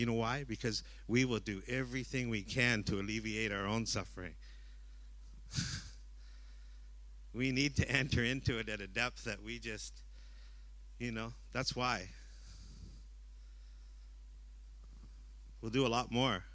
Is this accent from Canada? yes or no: yes; Vancouver, British Columbia, Canada; now in Cambodia; I'm from Vancouver, Canada